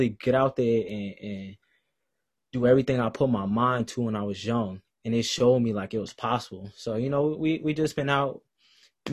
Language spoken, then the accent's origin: English; New Jersey, United States; moved away as an adult; now in Greensboro, United States; I'm from New Jersey.